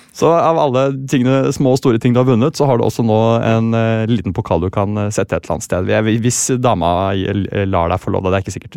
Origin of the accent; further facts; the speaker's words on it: Sandefjord, Vestfold, Norway; Jeg er fra Sandefjord